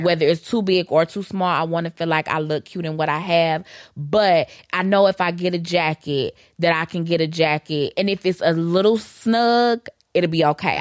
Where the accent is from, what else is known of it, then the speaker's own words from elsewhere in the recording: Detroit, Michigan, United States; I'm from Detroit